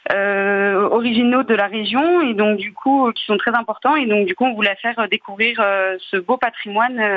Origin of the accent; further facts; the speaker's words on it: Côte-d'Or, Bourgogne-Franche-Comté, France; je connais la région puisque je suis originaire euh, de Côte d'Or.